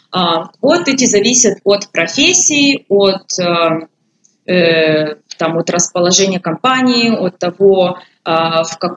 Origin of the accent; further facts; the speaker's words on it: Poltava Oblast, Ukraine; Я училась в Харькове, а я родом из Полтавской области.